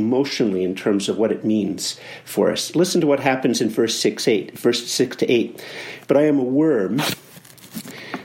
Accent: Canada; as a Canadian

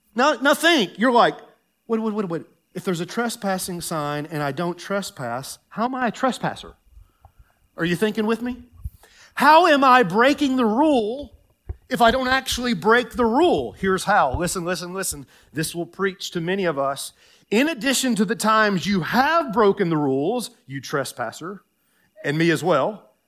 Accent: Tennessee, United States; moved away; I grew up in Tennessee

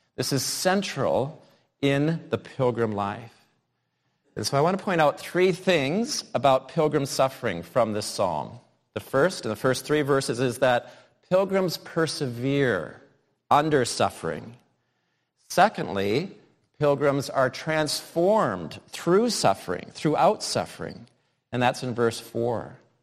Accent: United States; moved away; growing up in the United States

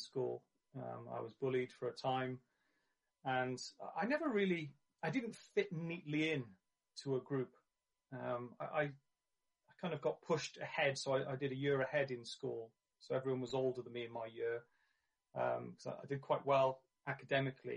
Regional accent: Barry, Wales, United Kingdom; I grew up in Barry, near Cardiff in South Wales.

